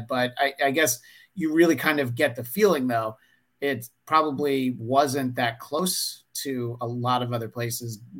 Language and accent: English; New York, United States; moved away as an adult; now in Los Angeles, United States; I grew up in New York and I've lived in LA for 20 years